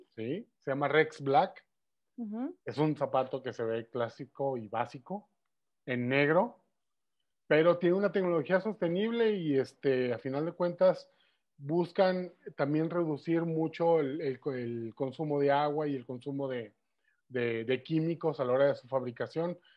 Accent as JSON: {"language": "Spanish", "town": "Guadalajara", "region": "Jalisco", "country": "Mexico", "accent": "tapatío", "said": "los mexicanos no tenemos acento, hablamos como en las películas."}